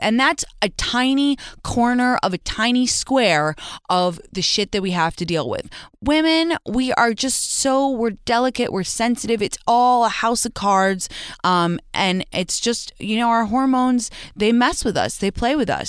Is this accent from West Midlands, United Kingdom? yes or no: no; London, United Kingdom; now in California, United States; my hometown of London when I live in California